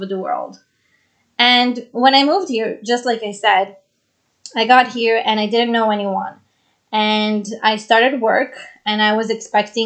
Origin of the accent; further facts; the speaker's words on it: Jerusalem, Jerusalem District, Israel; moved away as an adult; also born or lived in Brazil; now in New York City, United States; I was born in Brazil and I grew up in Israel